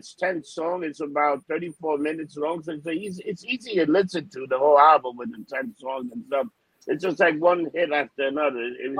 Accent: New York City, New York, United States; I grew up in Hell's Kitchen, New York.

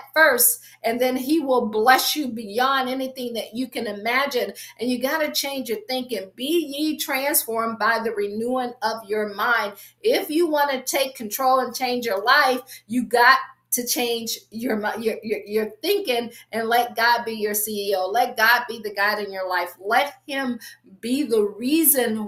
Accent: Akron, Ohio, United States; moved away as an adult; also born or lived in Washington, D.C. area / Baltimore / Boston / Pittsburgh; I'm from Akron, grew up, I always say, shy, sheltered, and in church basically 6 days a week

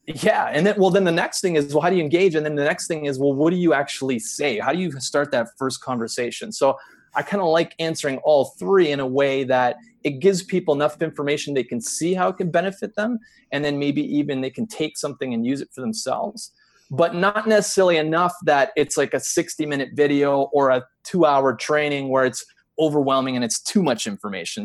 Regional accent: Canada; we're u, u, used to dealing with the intensity of the winter here

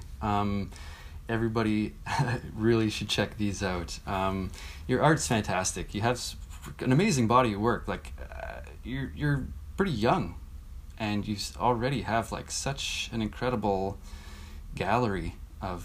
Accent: Manitoba, Canada; Growing up in Manitoba

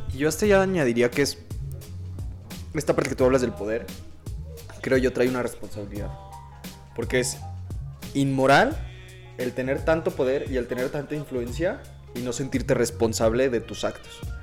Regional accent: Mexico; first language Spanish; yo hablo español porque nací en México y no hablo alemán porque no nací en Alemania

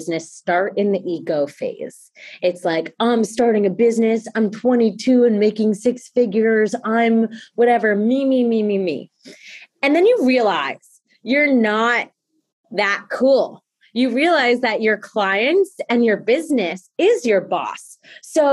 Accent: Mendham, New Jersey, United States; I grew up in Mendham, New Jersey, from a family of entrepreneurs

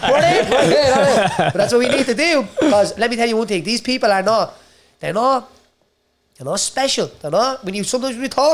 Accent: Dublin, Leinster, Ireland; I grew up in Jobstown with brain surgeries.

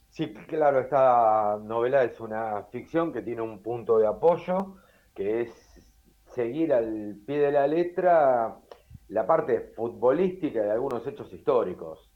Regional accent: Temperley, Buenos Aires Province, Argentina; moved away as an adult; also born or lived in Lomas de Zamora; now in Uruguay; yo nací en Loma de Zamora, pero viví en Temperley hasta los 17, 18 años

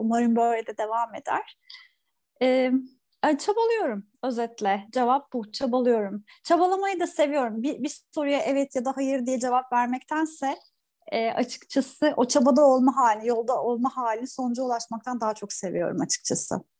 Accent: Turkey; ben bir sahil kasabasında büyüdüm

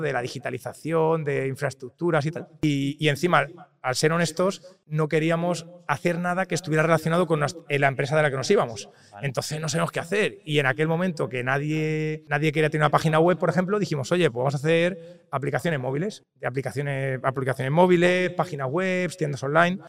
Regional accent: Toledo, Castilla-La Mancha, Spain; now in Valencia, Spain; yo soy de Toledo, vivo en Valencia porque mi mujer es de Valencia y nos mudamos ahí y nada, soy de Toledo

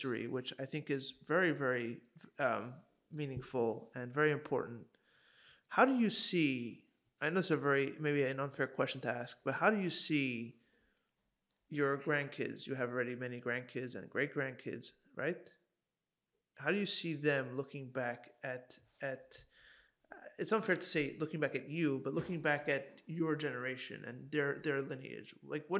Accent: Hong Kong; I grew up in Hong Kong

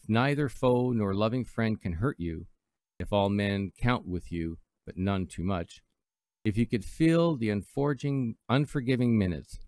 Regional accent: Canada; also born or lived in Toronto, Ontario; I'm Canadian

